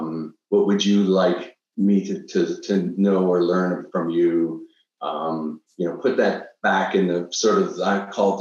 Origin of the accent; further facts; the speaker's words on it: Niagara Falls, Ontario, Canada; I'm originally from Niagara Falls, Canada.